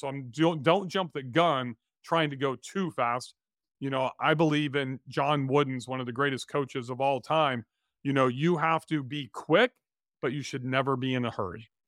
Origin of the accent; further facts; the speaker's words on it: Bakersfield, California, United States; We grew up together in Bakersfield, California